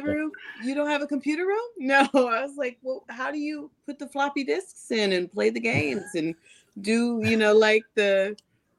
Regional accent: Sacramento, California, United States; now in Los Angeles, United States; I grew up in Sacramento, but now I live in Los Angeles

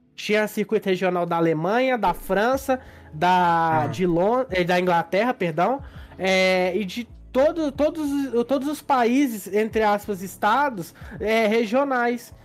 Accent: Minas Gerais, Brazil; A gente é de Minas

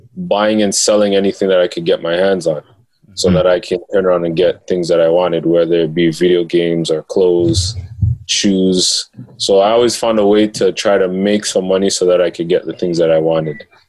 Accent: Toronto, Ontario, Canada; also born or lived in Rexdale, Toronto; I grew up in uh, Jane and Finch, mm-hmm. and um, I later moved to Rexdale

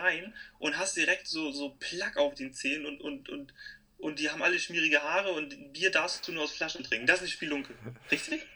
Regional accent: Hamburg, Germany; ich komme aus Hamburg

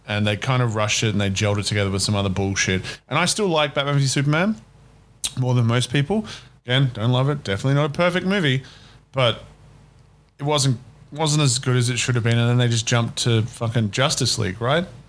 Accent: Australia; as an Australian.

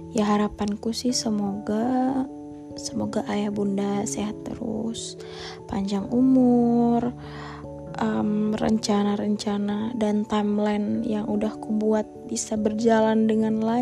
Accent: Pontianak, West Kalimantan, Indonesia; aku lagi kangen banget guys sumpah kangen banget sama Pontianak kota asalku terutama aku lagi kangen berat sih sebenarnya sama ayah bunda

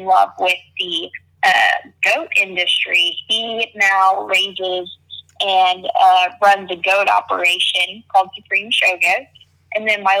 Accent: near Fayetteville, Northwest Arkansas, United States; I am originally from Northwest Arkansas. I grew up on about a 1,500-acre ranch about 15 minutes west of Fayetteville, Arkansas

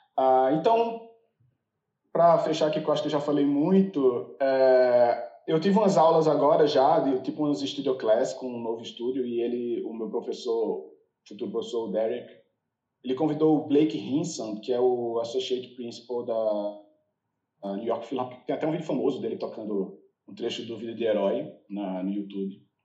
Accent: Recife, Pernambuco, Brazil; moved away as an adult; also born or lived in São Paulo; now in United States; eu sou de Recife

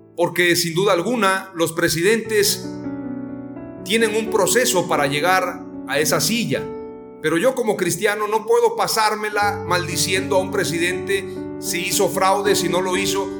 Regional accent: Mexico; Como mexicanos nos identificamos rápidamente

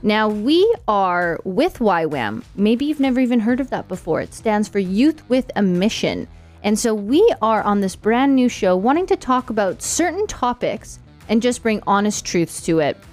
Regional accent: Canada; moved away as an adult; now in Gold Coast, Australia; We are both from Canada. We moved to Gold Coast six years ago

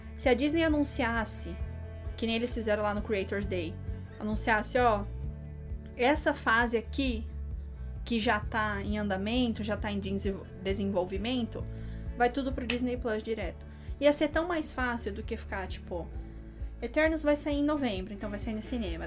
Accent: interior of Paraná, Brazil; A gente é do interior do Paraná

